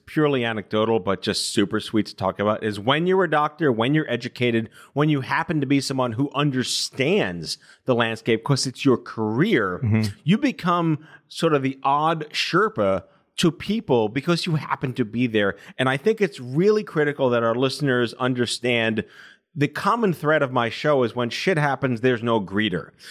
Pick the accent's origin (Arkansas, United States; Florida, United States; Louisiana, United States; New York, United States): New York, United States; also born or lived in Binghamton, New York; I'm born and raised in New York, but I went to upstate uh, Binghamton